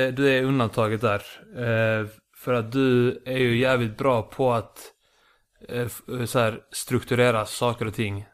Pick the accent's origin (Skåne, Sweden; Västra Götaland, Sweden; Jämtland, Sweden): Skåne, Sweden; Lund; accent: Lund Scanian; also born or lived in Iceland / Malmö; Flyttade hit när jag var sju, bodde i Lund i tio år. Mm. Fick den här Lunda, Lunda skånskan